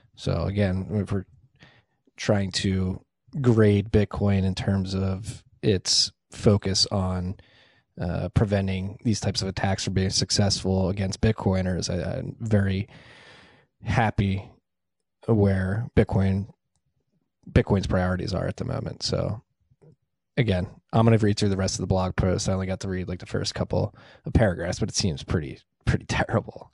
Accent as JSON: {"language": "English", "country": "United States", "said": "as an American"}